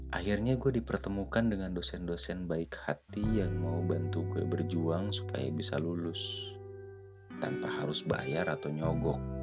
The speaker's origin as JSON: {"language": "Indonesian", "town": "Bandung", "region": "West Java", "country": "Indonesia", "tie": "born or raised there", "said": "Gue lahir di Bandung Besar di Bandung, sampai lulus kuliah, gue di Bandung"}